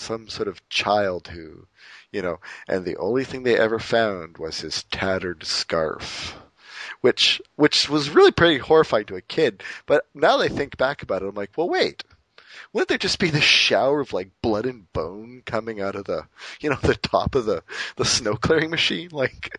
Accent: Montreal, Quebec, Canada; moved away; I grew up in Montreal, and the snow banks get pretty high

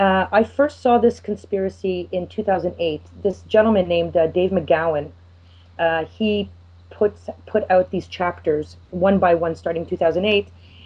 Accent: Montreal, Quebec, Canada; moved away as an adult; now in Israel; I grew up in Ville Saint Laurent

